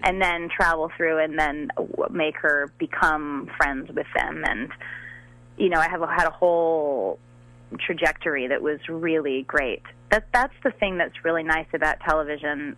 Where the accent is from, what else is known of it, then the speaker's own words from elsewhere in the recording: Long Island, New York, United States; I grew up on on Long Island in New York